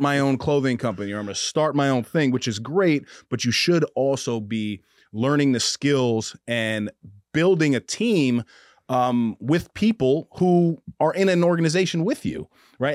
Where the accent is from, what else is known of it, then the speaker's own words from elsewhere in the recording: Mount Vernon, New York, United States; I grew up in Mount Vernon, New York